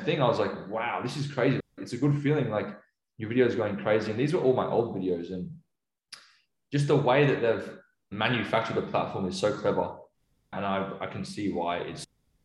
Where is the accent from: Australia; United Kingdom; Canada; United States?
Australia; Sydney, New South Wales; moved away as an adult; now in Melbourne, Australia; I'm from Chatswood. So I grew up in Chatswood, but I'm just staying in an Airbnb around the area.